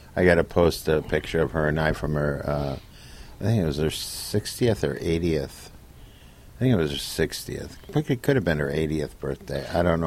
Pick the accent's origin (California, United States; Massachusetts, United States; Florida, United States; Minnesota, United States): Minnesota, United States; moved away; also born or lived in Connecticut; I'm a Democrat from Minnesota